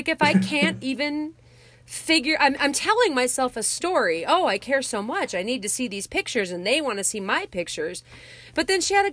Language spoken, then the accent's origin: English; Wyoming, United States; moved away; I'm originally from Wyoming